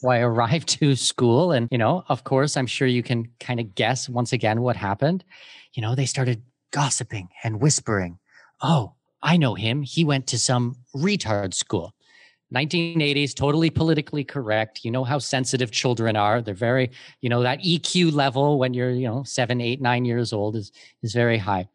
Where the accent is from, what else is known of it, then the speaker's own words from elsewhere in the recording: Canada; moved away as an adult; also born or lived in Germany / Middle East; now in Panama; I'm Canadian with Danish heritage